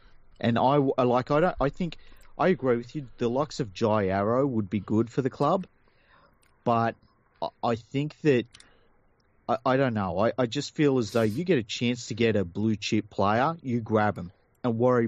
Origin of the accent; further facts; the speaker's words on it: Sydney, New South Wales, Australia; Listen, I'm from Mount Druitt.